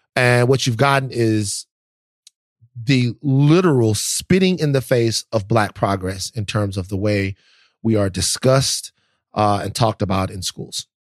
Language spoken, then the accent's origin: English; the South, United States; I'm from the South and I love the South